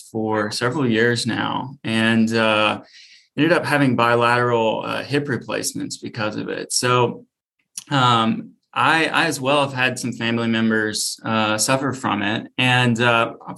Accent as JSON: {"language": "English", "town": "Memphis", "region": "Tennessee", "country": "United States", "tie": "born or raised there", "lives_now": "Nashville, United States", "said": "I grew up in Memphis"}